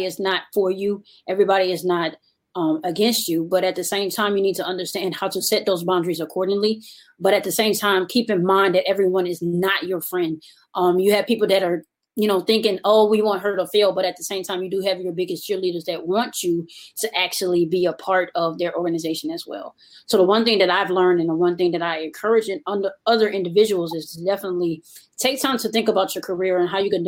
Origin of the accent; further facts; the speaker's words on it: New Orleans, Louisiana, United States; I'm originally from New Orleans, Louisiana